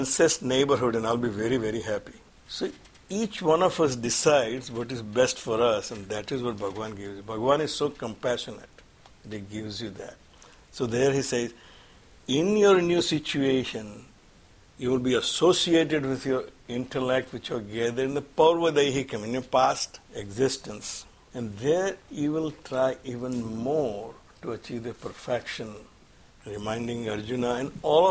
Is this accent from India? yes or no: yes; India; moved away; We have more Gita classes and the Bal Vihar classes here in this country than when I was growing up in India